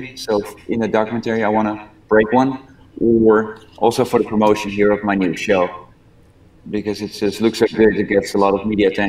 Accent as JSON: {"language": "English", "country": "Netherlands", "tie": "born or raised there", "also_born_or_lived": "Pigeon Forge, Tennessee", "moved": "yes", "lives_now": "Ohio, United States", "said": "I grew up in the Netherlands."}